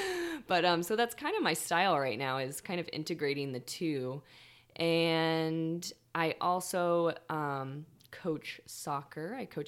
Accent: Tucson, Arizona, United States; moved away as an adult; now in Humboldt, United States; I uprooted from the desert. I came from Tucson, Arizona. And this year is going to be 8 years.

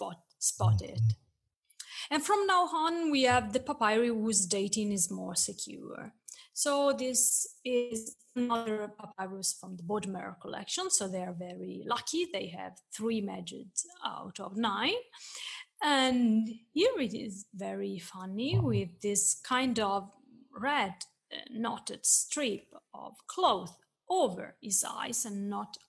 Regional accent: Florence, Tuscany, Italy; born or raised there

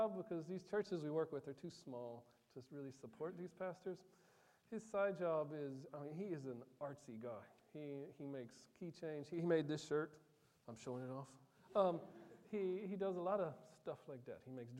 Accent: Côte d’Ivoire; One of my most vivid memories growing up, because I grew up in Ivory Coast, is the country to the south of Burkina.

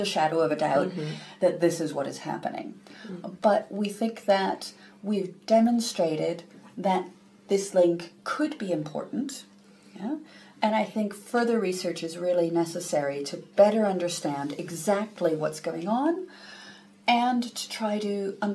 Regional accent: United States; now in United Kingdom; I'm originally from the US.

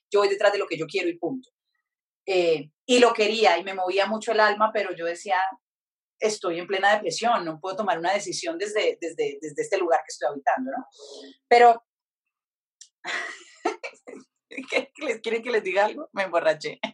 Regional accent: Pacific region, Colombia; moved away; also born or lived in Europe; yo soy del Pacífico, entonces me conecté mucho con ese lugar

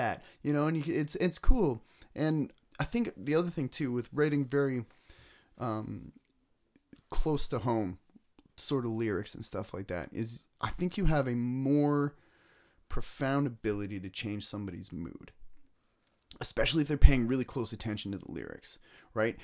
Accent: Ennismore, Ontario, Canada; I grew up in Ennismore

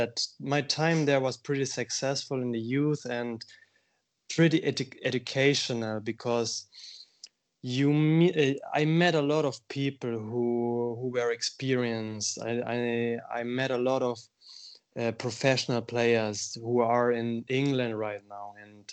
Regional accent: Bavaria, Germany; English is a second language; I'm from Bavaria. My brother and I, we were born there. There's a province in Germany where we almost spent our whole childhood.

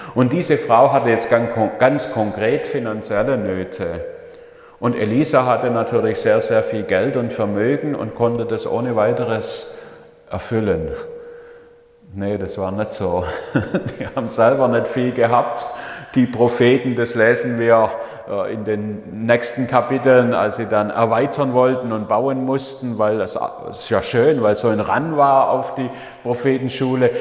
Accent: Leonberg, Baden-Württemberg, Germany; Ich bin ja in Leonberg aufgewachsen, also Geislingen war nur der Dienst dort, aber in Leonberg bei Stuttgart in einer Familie mit fünf Buben

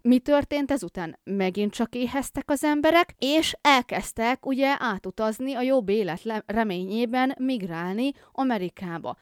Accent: Bakony, Hungary; én bakonyi vagyok, tehát én viszonylag szerencsésebb helyzetben vagyok itt tengerszint feletti 400 méteren

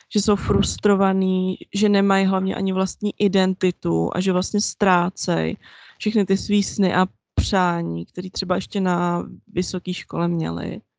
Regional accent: Czechia; já jsem vyrostla v Česku

